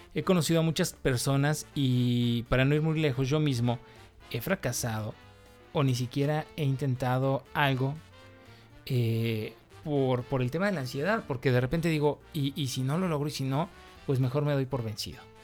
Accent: Mexico; yo soy mexicano

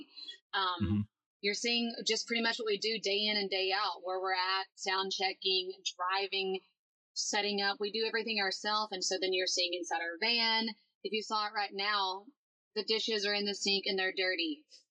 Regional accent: Alabama, United States; I'm from Alabama, if you couldn't tell by the way I talk.

